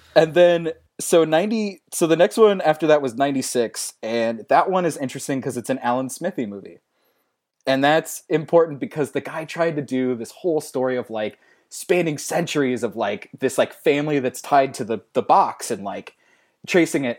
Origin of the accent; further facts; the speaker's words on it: St. Louis, Missouri, United States; I'm from Saint Louis